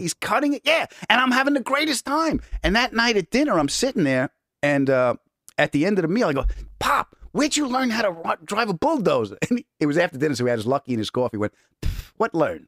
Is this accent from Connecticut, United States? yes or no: no; Huntington, New York, United States; also born or lived in Queens, New York; I was born in Queens and I was raised on Long Island